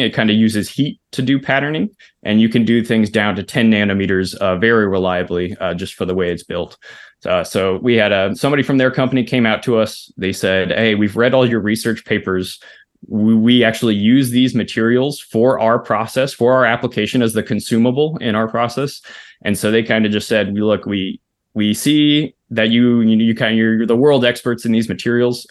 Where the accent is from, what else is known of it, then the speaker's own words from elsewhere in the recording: Pearland, Texas, United States; I grew up in Pearland, so it's like a southeast suburb of Houston, Texas